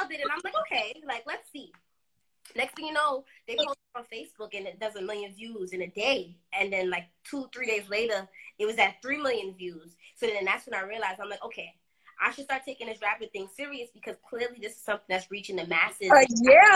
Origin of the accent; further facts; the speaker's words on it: New York City, New York, United States; also born or lived in Trinidad and Tobago; I am from Brooklyn